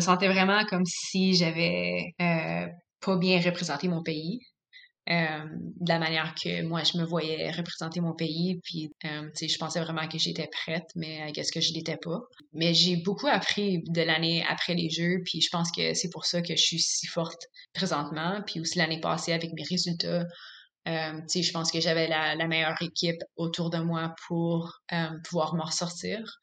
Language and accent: French; Canada; en tant que Canadienne